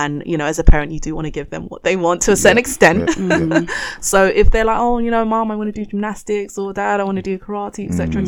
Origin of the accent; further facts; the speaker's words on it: Ghana; I'm Ghanaian.